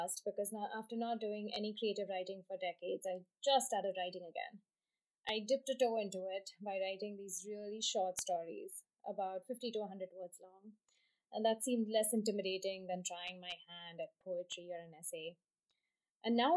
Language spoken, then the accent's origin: English; Mumbai, Maharashtra, India; moved away; my hometown of Bombay